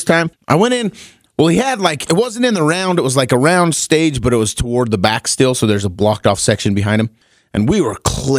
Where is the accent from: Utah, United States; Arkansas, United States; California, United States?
Utah, United States; Helper; there was a car dealership growing up. I'm from Helper, Utah, and there was a car dealership called Helperado.